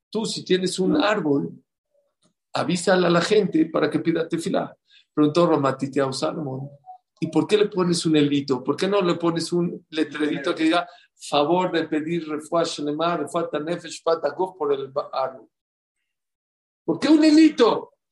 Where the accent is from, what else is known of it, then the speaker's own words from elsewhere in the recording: Poland; now in New York, United States; Y se acabo de regresar de donde yo vivía de chiquito en Polonia. En Polonia, en las calles donde yo vivía, había más gente que en Borough Park y en Flatbush.